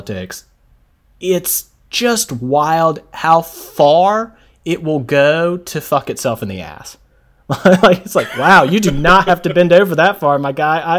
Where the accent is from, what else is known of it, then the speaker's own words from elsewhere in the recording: United States; I, as an American